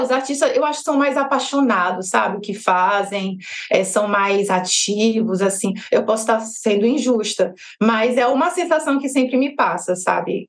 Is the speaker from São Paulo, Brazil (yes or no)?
no; Petrolina, Pernambuco, Brazil; moved away as an adult; also born or lived in Juazeiro, Bahia / Salvador, Bahia / Rio de Janeiro; eu sou baiana, nascida em Juazeiro da Bahia e vivi minha vida toda em Petrolina, Pernambuco